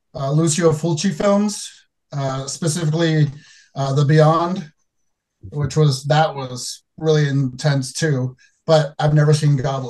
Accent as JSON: {"language": "English", "region": "New Hampshire", "country": "United States", "tie": "born or raised there", "moved": "yes", "lives_now": "Chicago, United States", "said": "But I grew up in New Hampshire"}